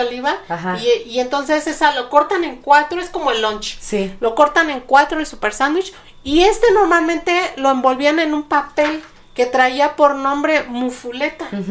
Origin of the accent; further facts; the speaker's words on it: Mexico; soy mexicana